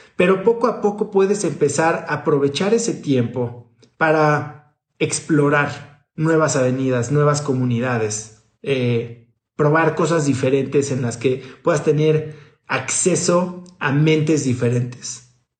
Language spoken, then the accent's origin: Spanish; Mexico; born or raised there; moved away as an adult